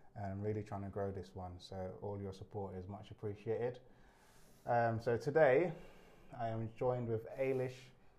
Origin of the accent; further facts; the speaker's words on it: Ireland; Yeah, somewhere along the lines. Yeah. I'm Irish.